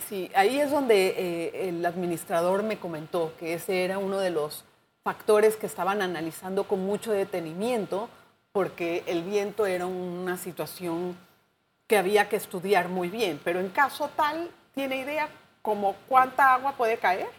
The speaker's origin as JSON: {"language": "Spanish", "country": "Panama", "said": "como panameños"}